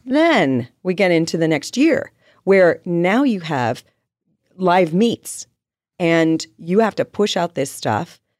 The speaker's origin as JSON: {"language": "English", "town": "Riverside", "region": "California", "country": "United States", "tie": "born or raised there", "lives_now": "Carlsbad, United States", "said": "I grew up in Riverside"}